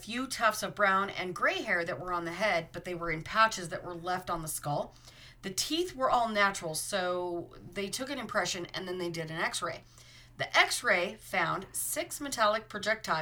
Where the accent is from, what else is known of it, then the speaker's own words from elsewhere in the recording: Utah, United States; I'm from Utah